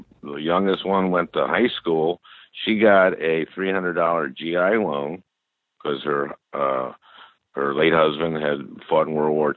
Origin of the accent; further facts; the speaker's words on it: St. Louis Park, Minnesota, United States; I grew up in St. Louis Park, Minnesota, in a two-bedroom, one-bath house